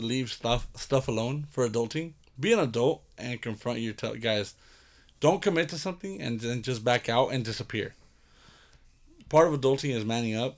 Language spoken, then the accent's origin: English; Pomona, California, United States; also born or lived in Chino, California; I grew up in Pomona and Chino.